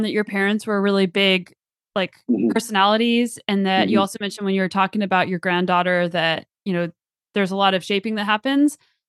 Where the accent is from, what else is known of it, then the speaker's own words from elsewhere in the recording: New Mexico, United States; also born or lived in West Coast, Canada; now in Canada; I'm originally from the New Mexico.